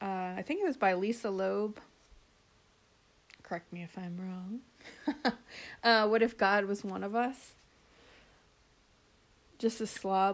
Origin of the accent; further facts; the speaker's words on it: Florida, United States; now in South Carolina, United States; I grew up in Florida